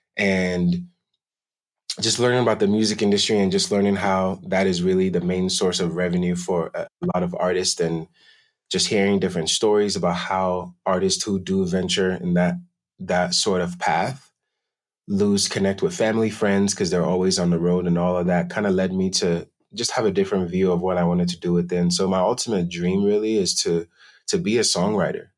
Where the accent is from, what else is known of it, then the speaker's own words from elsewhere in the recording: Denver, Colorado, United States; also born or lived in Accra, Ghana; I was originally born and raised in Accra, Ghana, and grew up in Denver, Colorado, and have been living here ever since.